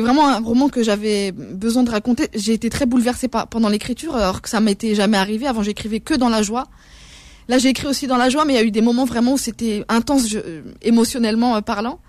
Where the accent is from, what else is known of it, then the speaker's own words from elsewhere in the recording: France; je suis une citoyenne française